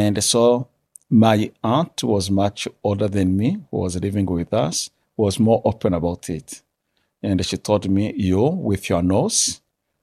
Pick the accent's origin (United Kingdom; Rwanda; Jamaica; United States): Rwanda; now in Canada; growing up in Rwanda from a young age